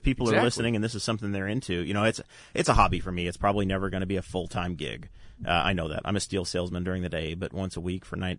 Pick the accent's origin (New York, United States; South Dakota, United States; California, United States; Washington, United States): New York, United States; Massena; I grew up in Messina, New York